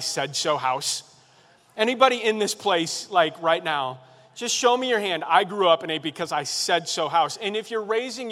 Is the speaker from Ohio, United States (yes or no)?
no; Chicago, Illinois, United States; now in Carlinville, United States; I'm originally from Chicago on the south side.